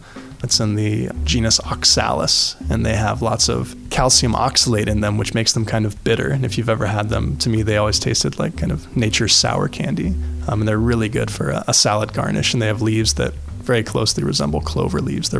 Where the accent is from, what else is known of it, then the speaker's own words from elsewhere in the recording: Northern California, United States; moved away as an adult; now in Pittsburgh, United States; I grew up in Northern California, really close to the Sierra Nevada mountains.